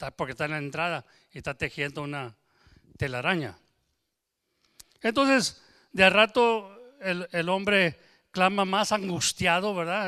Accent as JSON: {"language": "Spanish", "region": "Texas", "country": "United States", "tie": "born or raised there", "accent": "Tex-Mex", "said": "yo soy nacido y creo aquí en Texas, y nosotros el español de nosotros le llamamos Tex-Mex"}